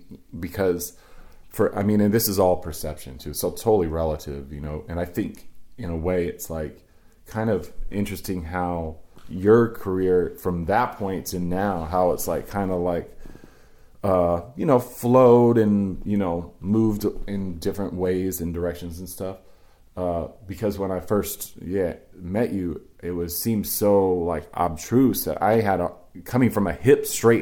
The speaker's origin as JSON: {"language": "English", "region": "East Coast", "country": "United States", "said": "Especially I came from the East Coast."}